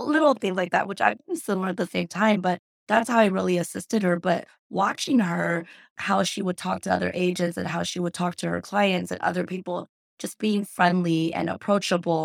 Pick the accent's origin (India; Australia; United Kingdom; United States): United States; Cerritos, California; I was born in Cerritos and raised pretty much in LA County by my grandma